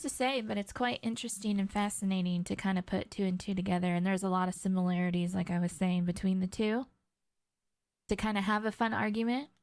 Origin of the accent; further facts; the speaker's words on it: near the Bay Area, California, United States; moved away; growing up in California near the Bay Area